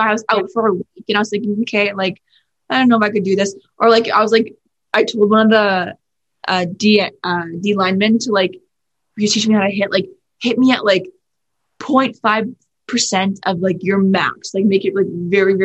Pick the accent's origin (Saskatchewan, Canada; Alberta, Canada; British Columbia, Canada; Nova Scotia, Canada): British Columbia, Canada; Vancouver; I'm from Vancouver, BC, in Canada